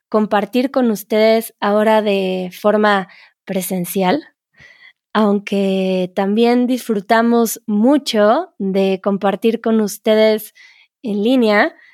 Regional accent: Egypt; first language Arabic; Spanish is a second language; soy egipcia, tengo 21 años, mi lengua materna es el árabe y estudio eh, español en eh, mi universidad.

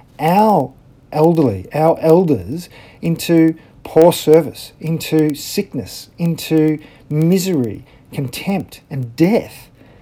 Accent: Australia; as an Australian

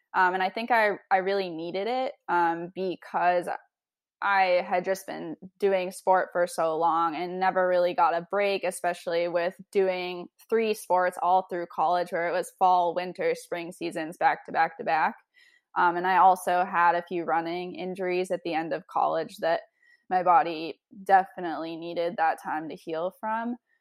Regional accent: Oregon, United States; moved away as an adult; now in Bedford, United States; growing up in Oregon, it's a super active place

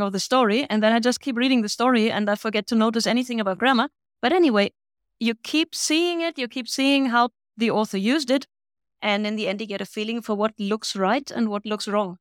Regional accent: Bavaria, Germany; accent: Bavarian; first language Bavarian and German; English is a second language; I'm from Bavaria. And I grew up with Bavarian dialect and standard German.

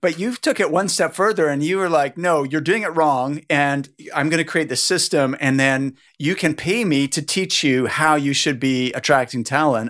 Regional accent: Halifax, Nova Scotia, Canada; I'm from Halifax, Nova Scotia.

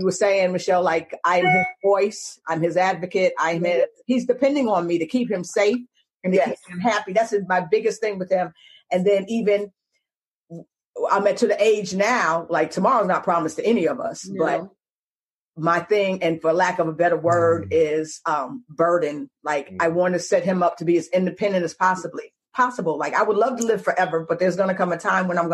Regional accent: New York, United States; moved away; also born or lived in Atlanta / Texas / New Orleans; Being a New Yorker

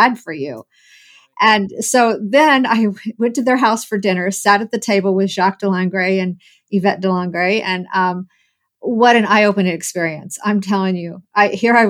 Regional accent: Muncie, Indiana, United States; I was born and raised in Muncie, Indiana

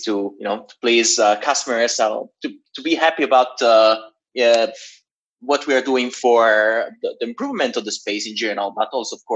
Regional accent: Genoa, Liguria, Italy; moved away as an adult; also born or lived in Switzerland / London; my hometown in Genoa, in Italy

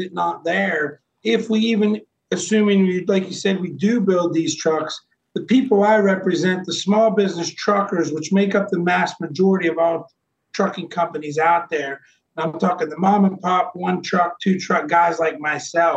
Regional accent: Midwest, United States; moved away; I'm from the Midwest originally

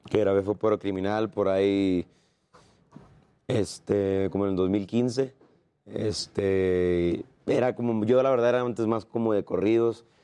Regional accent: Guasave, Sinaloa, Mexico; also born or lived in Tijuana / Sonora; De Guasave pero viví muchos años en Tijuana, 12 años, luego 8 en Sonora.

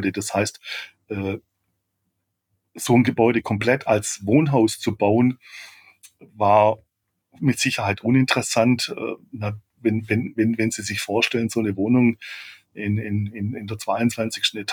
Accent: Baden-Württemberg, Germany; wie ich es eigentlich bin als Schwabe

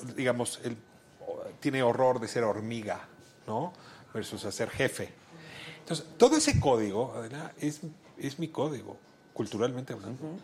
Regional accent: Mexico City, Mexico; yo nací en Amiscuac

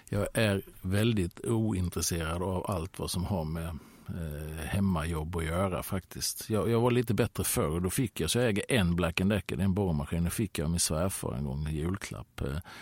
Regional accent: Halmstad, Halland County, Sweden; moved away as an adult; i Söndrum hemma i Halmstad där jag växte upp

